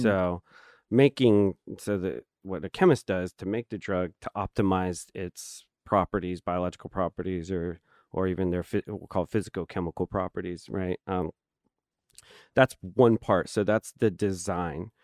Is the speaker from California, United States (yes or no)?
yes; Hanford, California, United States; I grew up in the Central Valley, so mm-hmm. um, I was born in a town called Hanford